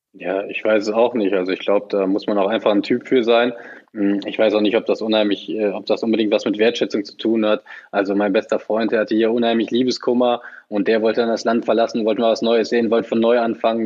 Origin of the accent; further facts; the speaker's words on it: the West, western Germany, Germany; Ich bin voll ein Kind des Westens habe mein ganzes Leben lang hier gespielt